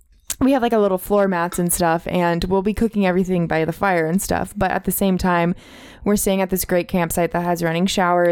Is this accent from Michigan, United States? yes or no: no; California, United States; Because I grew up camping in Northern California where there's like redwoods.